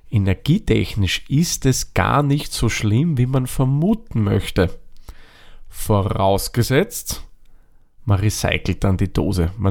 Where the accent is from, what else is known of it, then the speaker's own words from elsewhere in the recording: Austria; hat also ein bisschen den Ruf, dass, naja, billig Bier ist, bei uns in Österreich zumindest.